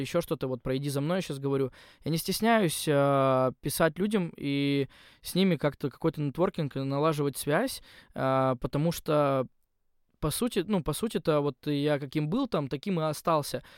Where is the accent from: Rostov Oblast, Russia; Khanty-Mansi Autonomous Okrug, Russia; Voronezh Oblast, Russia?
Khanty-Mansi Autonomous Okrug, Russia; Yugra; moved away as an adult; also born or lived in Surgut; now in Moscow, Russia; я же из Югры